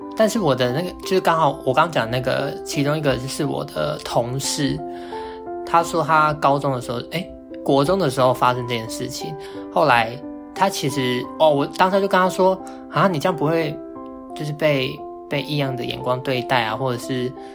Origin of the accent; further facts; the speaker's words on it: Hualien, Hualien County, Taiwan; 我还是高中生，我读五花莲的一座，一，呃，一个男校